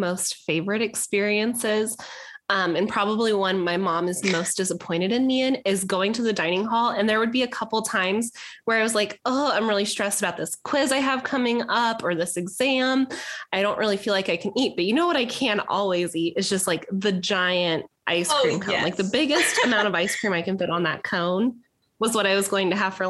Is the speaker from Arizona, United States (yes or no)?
yes; the Valley, Arizona, United States; growing up in the Valley